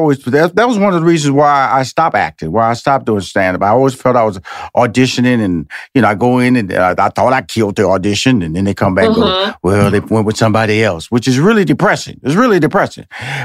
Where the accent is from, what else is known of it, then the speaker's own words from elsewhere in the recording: Houston, Texas, United States; I'm originally from Houston, Texas. So I moved to New York, pursuing my stand-up comedy career. Then I moved to L.A., pursuing my career.